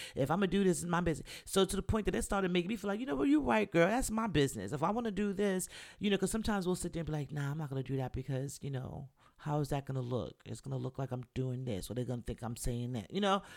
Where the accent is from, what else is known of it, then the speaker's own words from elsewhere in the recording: New York, United States; me growing up in New York